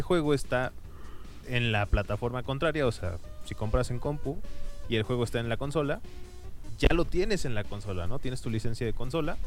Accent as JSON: {"language": "Spanish", "country": "Mexico", "said": "somos mexicanos"}